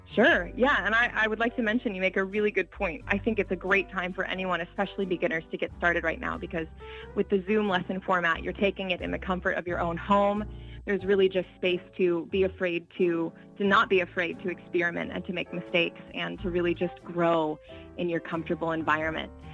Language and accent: English; Springfield, United States; now in Boston, United States; my hometown